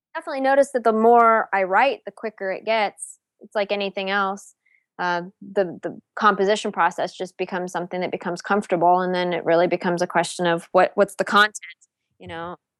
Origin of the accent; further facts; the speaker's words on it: Palo Alto, California, United States; moved away as an adult; also born or lived in New England / Houston / Cleveland; I'm from California originally. I'm from Palo Alto. Um, I, I actually went to high school with like the girls from the … and stuff.